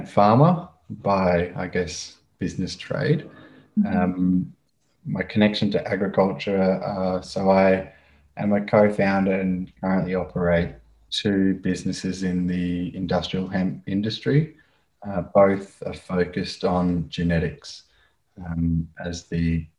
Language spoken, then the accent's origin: English; Brisbane, Queensland, Australia; also born or lived in Northern Beaches, Sydney, New South Wales; I was born and raised in Brisbane. I grew up with my mother and my sister in the Northern Beaches down in Sydney